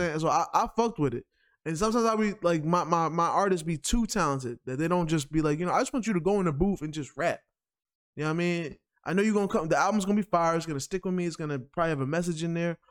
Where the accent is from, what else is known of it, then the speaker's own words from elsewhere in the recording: New York, United States; I'm from New York